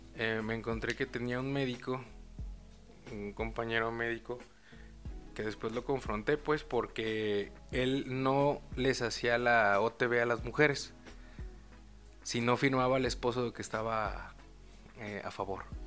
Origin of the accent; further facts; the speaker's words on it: Mexico; Somos demasiados mexicanos